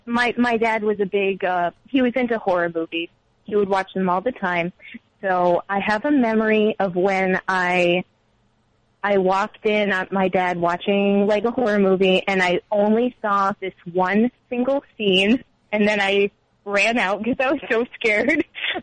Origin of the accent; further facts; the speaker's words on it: Massachusetts, United States; now in Connecticut, United States; Well, I've only lived in Massachusetts my whole life.